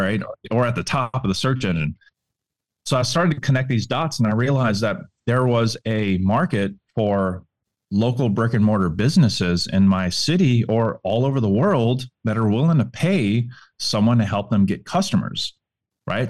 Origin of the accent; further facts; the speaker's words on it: New Orleans, Louisiana, United States; I'm from New Orleans, Louisiana